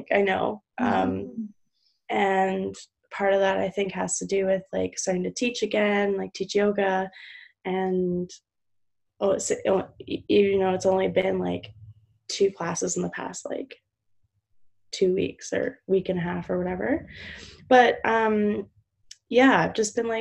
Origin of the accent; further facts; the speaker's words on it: Vancouver, British Columbia, Canada; from Vancouver, British Columbia, Canada